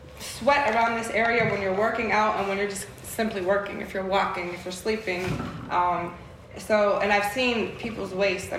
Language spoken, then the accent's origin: English; Pittsburgh, Pennsylvania, United States; now in Michigan, United States; I'm originally from Pittsburgh, Pennsylvania